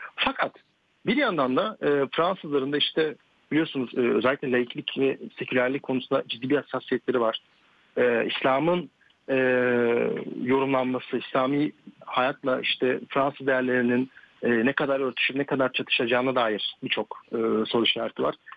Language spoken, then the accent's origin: Turkish; Turkey; moved away as an adult; now in France; Türkiye'de büyümüş olmam. E, çünkü hmm. Türk, liseyi ve üniversite Türkiye'de okudum